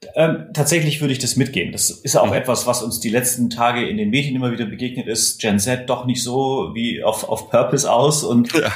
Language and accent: German; Erlangen, Bavaria, Germany; meine Heimatstadt Erlangen